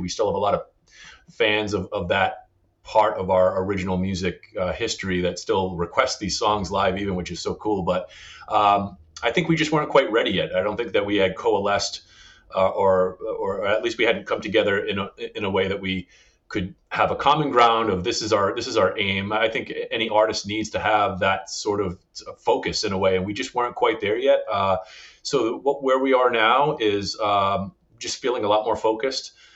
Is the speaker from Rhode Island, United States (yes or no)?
yes; Northern Rhode Island, United States; also born or lived in South County, Rhode Island; I didn't grow up here. I grew up in Northern Rhode Island